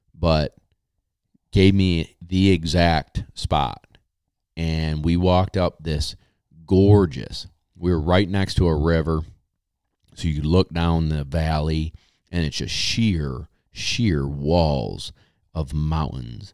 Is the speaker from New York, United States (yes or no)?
yes; New York, United States; I'm a Yankee from New York.